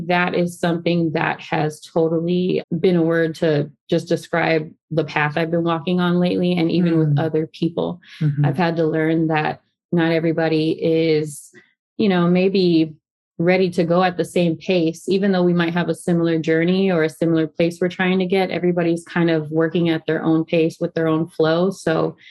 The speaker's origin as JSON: {"language": "English", "town": "San Antonio", "region": "Texas", "country": "United States", "moved": "as an adult", "lives_now": "San Diego, United States", "said": "I'm originally from Texas. I'm a San Antonio girl, San Antonio cowgirl"}